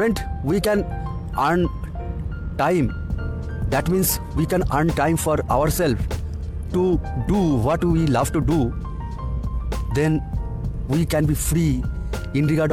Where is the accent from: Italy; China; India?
India; from India.